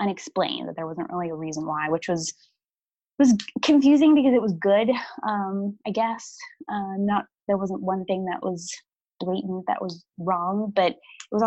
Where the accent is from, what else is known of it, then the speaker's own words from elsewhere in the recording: Pittsburgh, Pennsylvania, United States; I'm from Pittsburgh